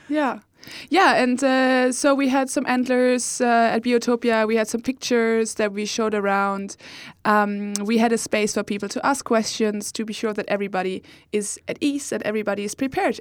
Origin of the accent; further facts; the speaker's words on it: Germany; English is a second language; moved away as an adult; now in Uppsala, Sweden; I am from Germany and I moved here also a year ago